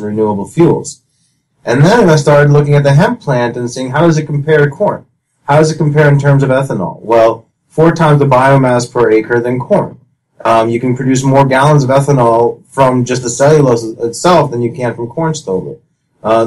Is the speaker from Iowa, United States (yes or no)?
yes; Iowa, United States; growing up in Iowa